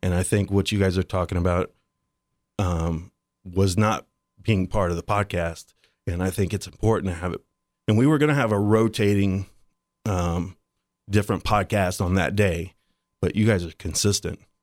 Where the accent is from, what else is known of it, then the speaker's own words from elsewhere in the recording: Dayton, Ohio, United States; I grew up in East Dayton as like a white trash kid